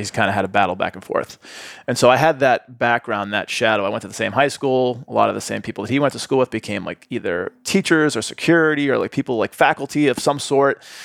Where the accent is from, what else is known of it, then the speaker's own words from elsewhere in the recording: Boston, Massachusetts, United States; moved away as an adult; also born or lived in Atlanta; now in Austin, United States; growing up in Boston